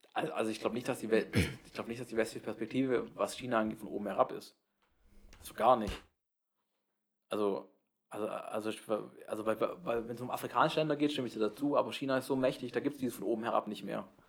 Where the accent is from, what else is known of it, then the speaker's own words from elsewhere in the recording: Baden-Württemberg, Germany; now in Jena, Germany; meine Heimat